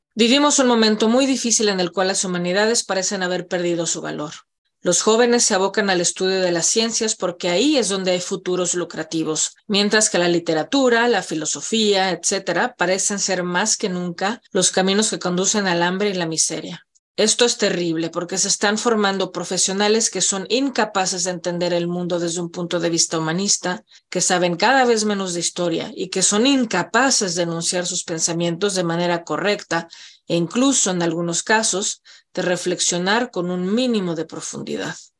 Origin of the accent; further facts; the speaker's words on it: Mexico City, Mexico; moved away as an adult; now in Canada; Nací en la Ciudad de México, pero vivo en Canadá desde 2003.